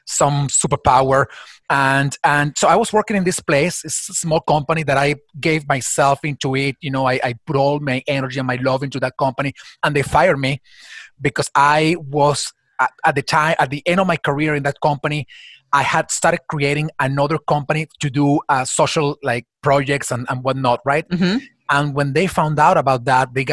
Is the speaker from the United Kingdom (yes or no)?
no; Venezuela; moved away as an adult; my country, my home country, or my birth country, Venezuela